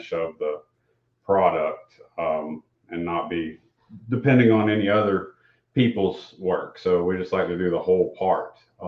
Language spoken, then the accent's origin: English; Dawson, United States; I grew up here in Dawson